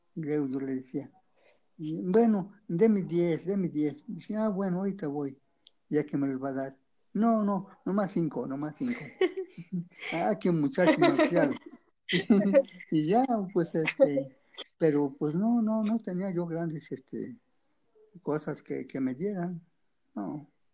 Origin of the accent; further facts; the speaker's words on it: Mexico; yo soy de Tecomatepe municipio de de la es una comunidad tranquila